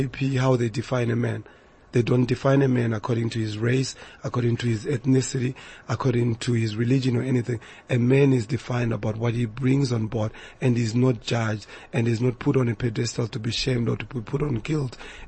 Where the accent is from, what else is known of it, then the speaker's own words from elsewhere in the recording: South Africa; And we also must check where we've been moving as a South African community